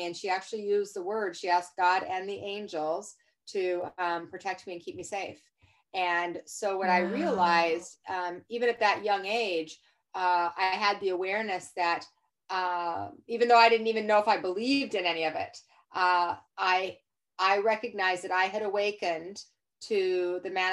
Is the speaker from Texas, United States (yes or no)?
no; Salt Lake City, Utah, United States; I was raised in Salt Lake City, Utah.